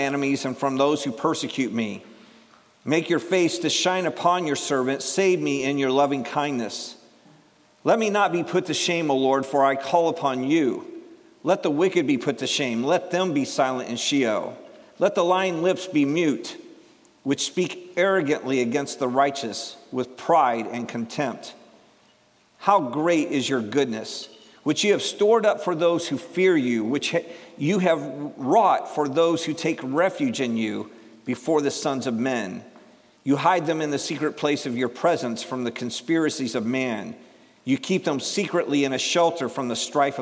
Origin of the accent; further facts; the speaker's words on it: Cleveland, Ohio, United States; I'm from Ohio.